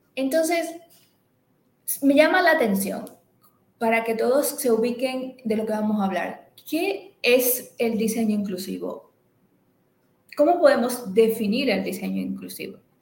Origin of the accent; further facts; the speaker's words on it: Dominican Republic; moved away as an adult; now in Barcelona, Spain; Soy dominicana, pero hace ya unos añitos que resido y ejerzo igualmente en España, específicamente en la ciudad de Barcelona.